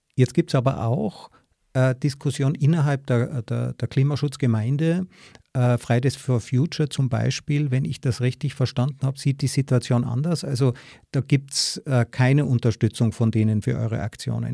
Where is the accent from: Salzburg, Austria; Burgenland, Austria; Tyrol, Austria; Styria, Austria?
Tyrol, Austria; ich bin ja auch aus Tirol